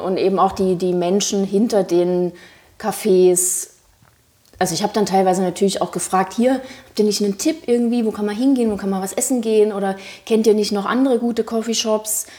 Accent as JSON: {"language": "German", "region": "Thuringia", "country": "Germany", "also_born_or_lived": "Frankfurt am Main", "moved": "yes", "lives_now": "Berlin, Germany", "said": "ich bin ursprünglich aus Thüringen, äh, habe aber sehr sehr lange in Frankfurt am Main gelebt"}